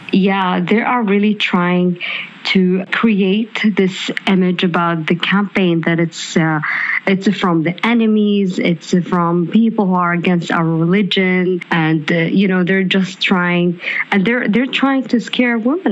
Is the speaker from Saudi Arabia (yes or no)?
yes; Saudi Arabia; English is a second language; moved away as an adult; I'm the first Saudi uh, who worked in uh, in Lyft